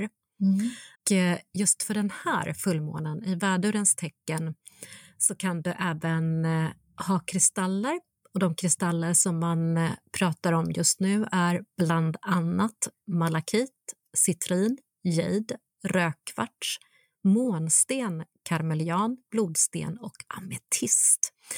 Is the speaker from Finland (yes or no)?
yes; North Karelia, Finland; moved away; jag är uppvuxen i norra Karelen, precis i gränsen mellan Finland och Ryssland